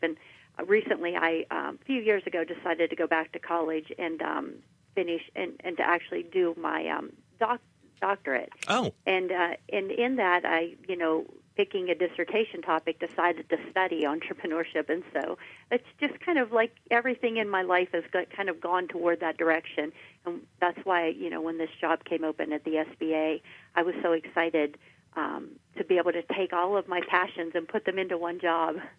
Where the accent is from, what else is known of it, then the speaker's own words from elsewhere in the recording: Washington County, Pennsylvania, United States; I'm from Washington County. I grew up there and I enlisted in the Air Force after high school.